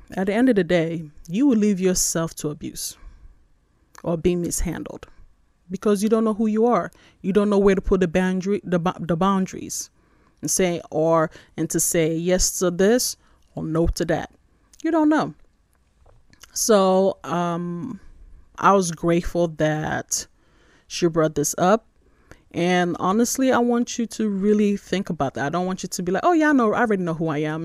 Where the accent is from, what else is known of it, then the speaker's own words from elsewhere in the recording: Nigeria; moved away; also born or lived in New York, United States; I was born in New York, but I was raised in Nigeria